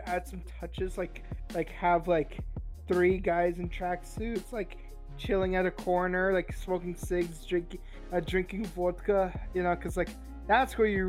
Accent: Siberia, Russia; moved away

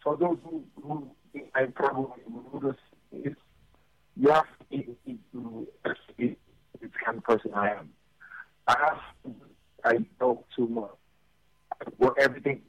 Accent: Lagos, Nigeria; on Lagos Island that I grew up on McCarthy Street

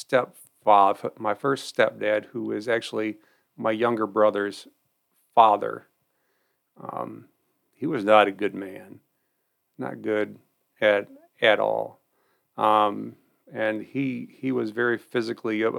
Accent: Albion, United States; also born or lived in North Adams; I grew up in Albion

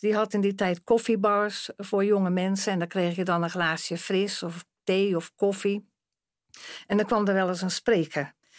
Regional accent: Rotterdam, South Holland, Netherlands; ik kom uit Rotterdam

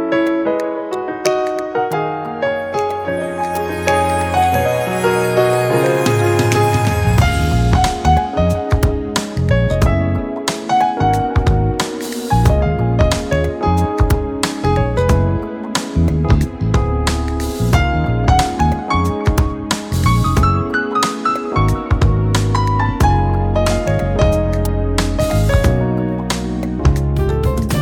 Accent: Aberdeen, Maryland, United States; moved away as an adult; now in Washington, D.C., United States; I'm from Aberdeen, Maryland. It's a small town 30 minutes north of Baltimore.

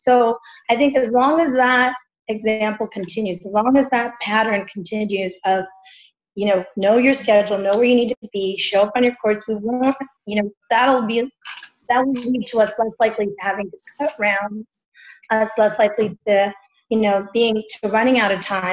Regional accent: Texas, United States; now in West Hollywood, United States; I'm from Texas

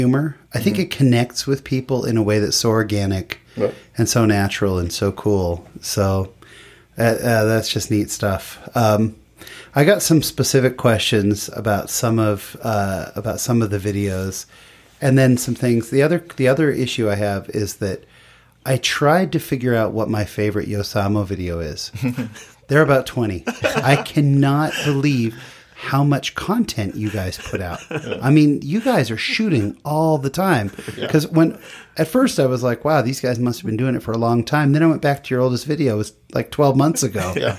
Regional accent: California, United States; I grew up in California.

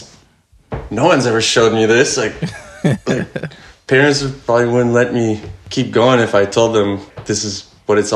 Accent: Montreal, Quebec, Canada; I was born and raised in Montreal

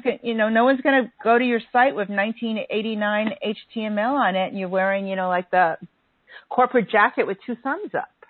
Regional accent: New York, United States; being a New Yorker and a melting pot

